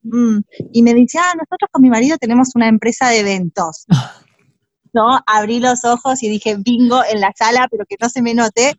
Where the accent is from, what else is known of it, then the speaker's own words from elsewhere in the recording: Burzaco, Buenos Aires Province, Argentina; moved away as an adult; also born or lived in Spain; nací en Buenos Aires, Argentina, viví en la provincia de Buenos Aires toda mi infancia y mi adolescencia, súper feliz en Bursaco